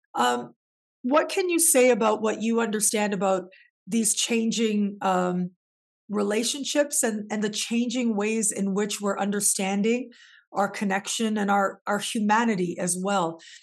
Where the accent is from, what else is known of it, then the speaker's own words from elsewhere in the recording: Canada; moved away; also born or lived in Mexico; being born and raised in Canada